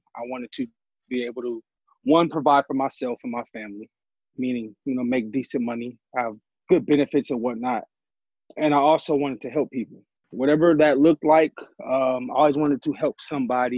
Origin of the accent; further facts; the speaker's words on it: Oakland, California, United States; I'm born and raised in the Bay Area, Oakland. I live in Oakland currently right now